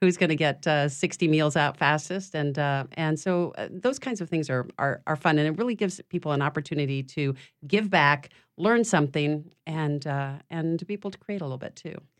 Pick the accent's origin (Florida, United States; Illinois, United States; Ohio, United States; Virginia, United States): Illinois, United States; Chicago; now in Louisiana, United States; I'm from Chicago